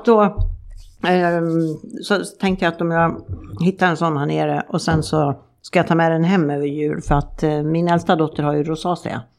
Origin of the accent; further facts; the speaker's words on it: Sweden; moved away; hemma i Sverige